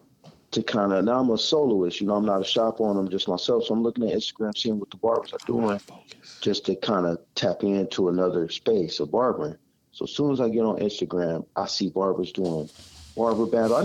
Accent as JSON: {"language": "English", "town": "Pasadena", "region": "California", "country": "United States", "said": "I'm from Pasadena"}